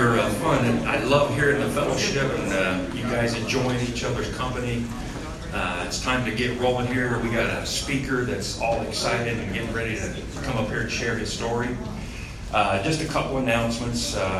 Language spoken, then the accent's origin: English; Muncie, Indiana, United States; born there; I was born in Muncie, Indiana, the teeth of the town.